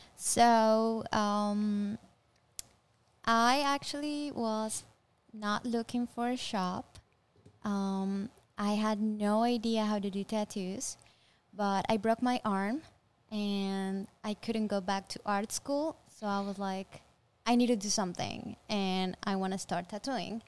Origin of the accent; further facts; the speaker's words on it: Colombia; I'm from Colombia